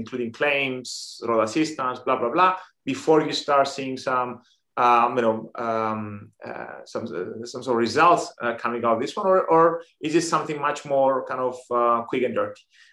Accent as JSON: {"language": "English", "country": "Cyprus", "moved": "as an adult", "lives_now": "Greece", "said": "We're both from Cyprus, and we spent actually most of our adult lives abroad"}